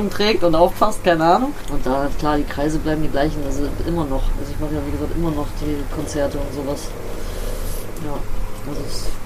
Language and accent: German; Bremen, Germany; Also, ich komme aus Bremen-Nord, Blumenthal, da bin ich aufgewachsen, kennst du vielleicht, auch so ein abgehängter Stadtteil.